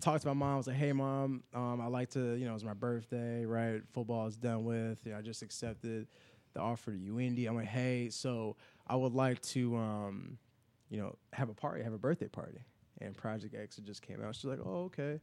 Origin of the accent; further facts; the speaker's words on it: Chicago, Illinois, United States; moved away as an adult; now in Indianapolis, United States; I grew up in the Chicago on the South Side